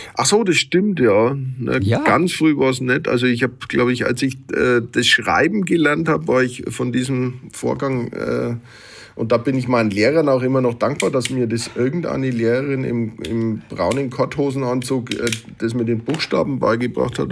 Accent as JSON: {"language": "German", "town": "Nuremberg", "region": "Bavaria", "country": "Germany", "also_born_or_lived": "Hamburg", "accent": "Franconian", "said": "ich als Mittelfranke, als evangelischer Mittelfranke"}